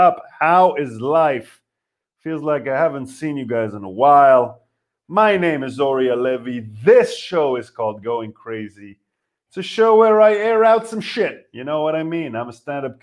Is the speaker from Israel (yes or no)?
yes; Israel; now in Berlin, Germany; We're from Israel.